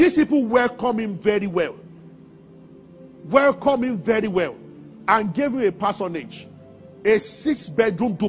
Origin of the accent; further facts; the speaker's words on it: Nigeria; as a Nigerian